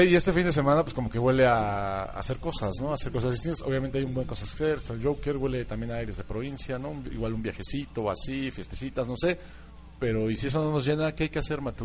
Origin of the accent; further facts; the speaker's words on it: Mexico; así somos los mexicanos.